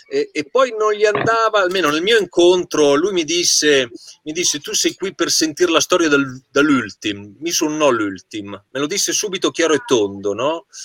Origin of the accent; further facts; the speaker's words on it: Certosa di Pavia, Lombardy, Italy; io sono di Certosa di Pavia, che è